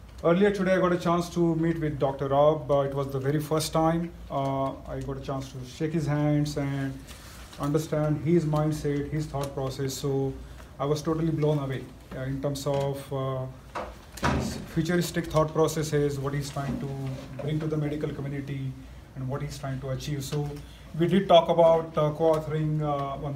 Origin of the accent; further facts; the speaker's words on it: Mumbai, Maharashtra, India; moved away; I hail from small town in India. I grew up in Mumbai, a small town which is right next to the third largest slum in the world